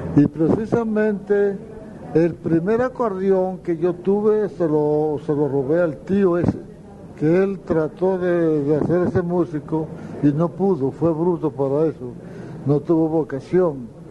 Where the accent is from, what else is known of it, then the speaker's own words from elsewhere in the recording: La Jagua del Pilar, La Guajira, Colombia; llegué a Las Aguas, al Pilar, mi pueblo